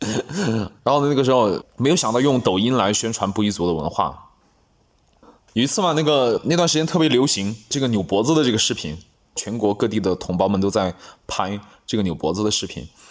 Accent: Anlong, Guizhou, China; first language Bouyei; also born or lived in Panzhou, Liupanshui, Guizhou; 我在盘县那边上小学上到五年级，啊，上四年级还是五年，四年级吧，然后就回老家来上五年级

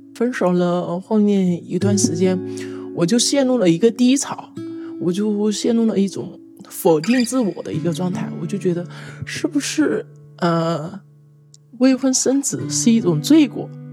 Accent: Hunan, China; now in Guangdong, China; 我来自湖南，现在生活在广东。我今年二十六岁

